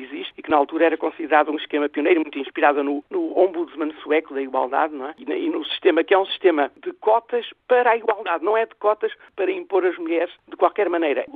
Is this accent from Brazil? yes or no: no; Portugal; para mim é um grande orgulho como portuguesa